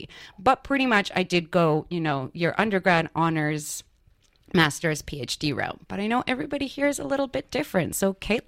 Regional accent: Canada; moved away as an adult; now in Australia

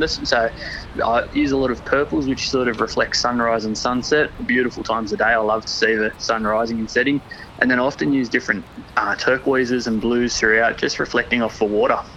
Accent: Wollongong, New South Wales, Australia; I'm born and raised on Dharawal land, which is Wollongong

